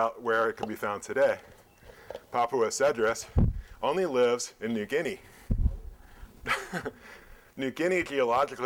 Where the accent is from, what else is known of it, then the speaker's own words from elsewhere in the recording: Philadelphia, Pennsylvania, United States; here in Pennsylvania, I grew up in Philadelphia